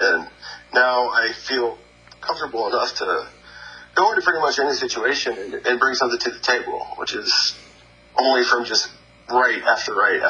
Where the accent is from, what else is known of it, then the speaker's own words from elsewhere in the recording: Destin, Florida, United States; moved away as an adult; also born or lived in New York / Colorado / Missouri / Nashville, Tennessee; now in Atlanta, United States; I grew up in Destin, Florida, and my dad was a musician